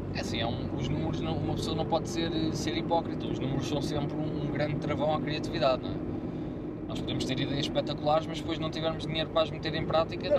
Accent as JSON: {"language": "Portuguese", "region": "Lisbon", "country": "Portugal", "said": "eu sou de Lisboa"}